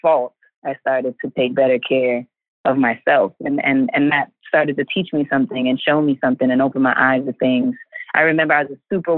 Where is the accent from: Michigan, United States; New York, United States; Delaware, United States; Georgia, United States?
New York, United States; New York City; a girl growing up in Hell's Kitchen in Harlem in New York City.